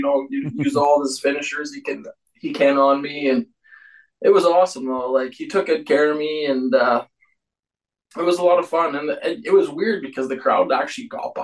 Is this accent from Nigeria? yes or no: no; Eston, Saskatchewan, Canada; moved away as an adult; also born or lived in Calgary, Alberta; I was born and raised in Eston, Saskatchewan.